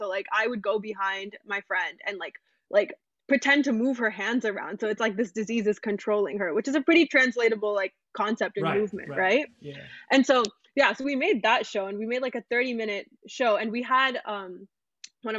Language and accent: English; United States; the side of me that's grown up in America